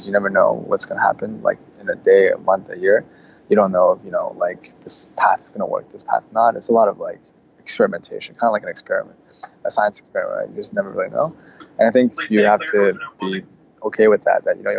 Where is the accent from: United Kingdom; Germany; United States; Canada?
Canada; Canadian entrepreneurs, a lot of times we kind of aren't as aggressive as American counterparts